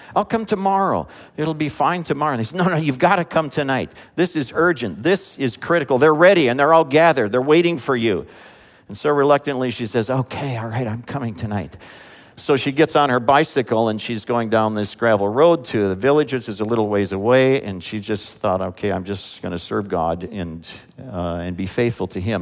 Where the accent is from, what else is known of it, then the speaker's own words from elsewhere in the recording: United States; as an American